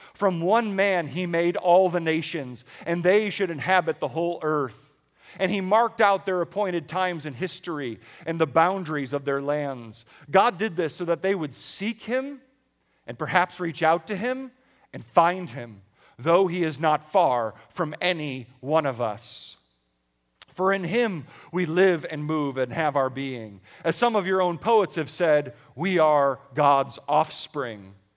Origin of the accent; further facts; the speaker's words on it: Buffalo, New York, United States; moved away; I grew up in Buffalo, New York